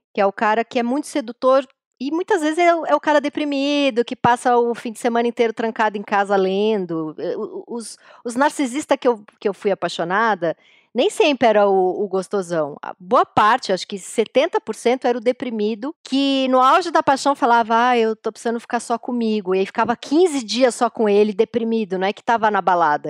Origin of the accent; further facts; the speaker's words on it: São Paulo, Brazil; Apesar da gente ter nascido em São Paulo, mas a gente vem da Zona Leste